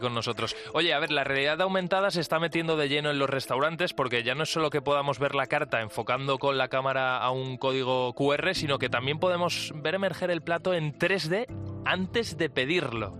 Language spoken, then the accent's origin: Spanish; Valencia, Valencian Community, Spain; now in Madrid, Spain; yo soy valenciano y vivo aquí en Madrid